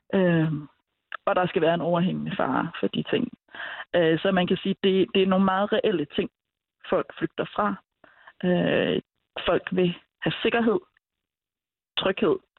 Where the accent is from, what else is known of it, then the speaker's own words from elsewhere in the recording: Denmark; jeg er selv øh, lesbisk født og opvokset i Danmark, øh, hvid etnisk danser, dansker